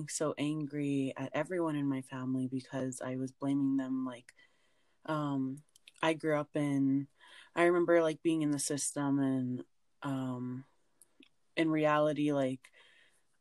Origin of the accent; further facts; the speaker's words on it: Alberta, Canada; I'm from Alberta, Canada